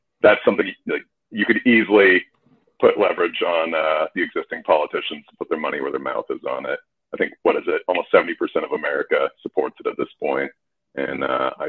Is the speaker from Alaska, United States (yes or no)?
yes; Alaska, United States; growing up in Alaska